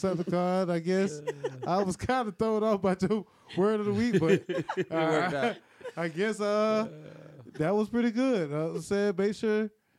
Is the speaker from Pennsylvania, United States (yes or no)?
no; Miami, Florida, United States; I was born in Miami, Flo Rida.